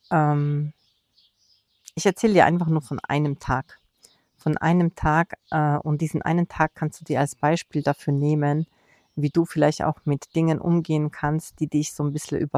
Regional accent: Poland; Und wir waren in meinem Heimatland Polen, in Warschau, zu Besuch

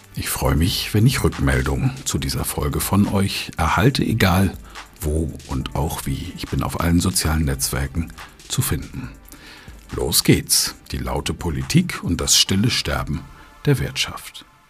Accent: Germany; wir Deutschen

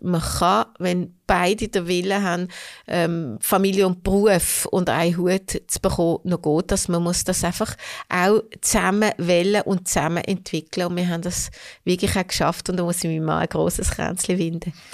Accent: Hofstetten, Solothurn, Switzerland; Ich bin in Hofstetten aufgewachsen. Das ist also äh, ländlich. Äh, ländlich, ja, Kanton Solothurn, trotzdem Basel noch.

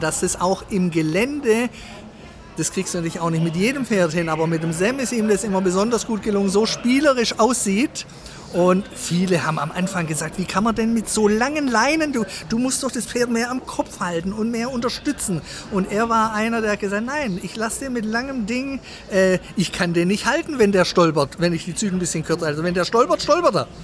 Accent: Sindelfingen, Baden-Württemberg, Germany; Ich bin aufgewachsen in Sindelfingen

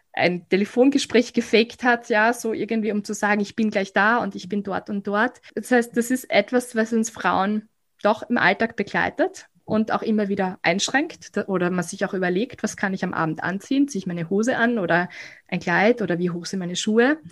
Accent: Graz, Styria, Austria; bei uns in Graz

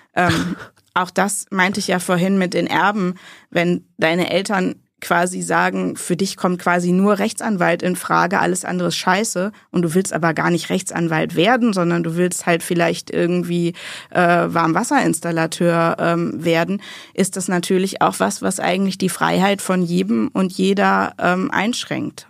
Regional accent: western Münsterland, North Rhine-Westphalia, Germany; ich komme aus dem westlichen Münsterland. Ich bin an der niederländischen Grenze geboren.

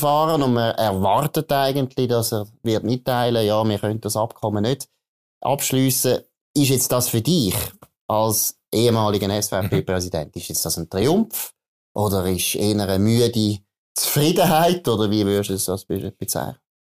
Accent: Aargau, Switzerland; ich bin im Aargau aufgewachsen

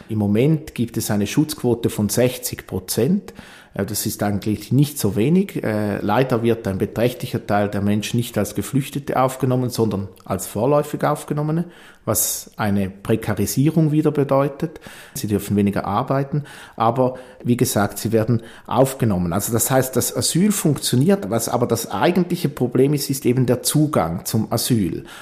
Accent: Eastern Switzerland, Switzerland; Ich komme ja aus der Ostschweiz

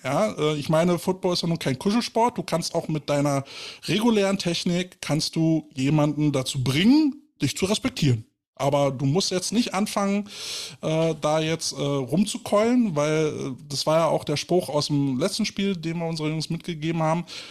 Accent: Berlin, Germany; als Berliner

